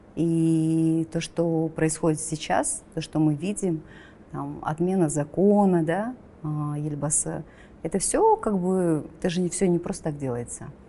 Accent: Kazakhstan; also born or lived in Astana; мы, казахи

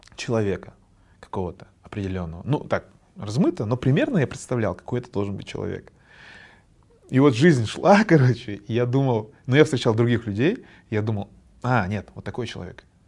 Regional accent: Kazakhstan; я вот казах, я знаю свою родную культуру

